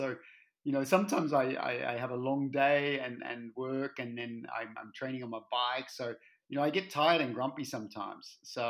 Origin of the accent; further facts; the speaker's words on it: Australia; also born or lived in Germany; now in Belgium; Gosh, about 9 years in Belgium now. Yeah, but I left Australia more than 25 years ago. So my accent's a little bit mixed up now.